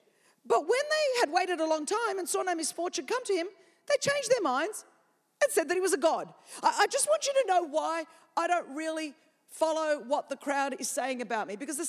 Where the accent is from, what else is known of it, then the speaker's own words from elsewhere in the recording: California, United States; I'm from California, as I'm talking about this.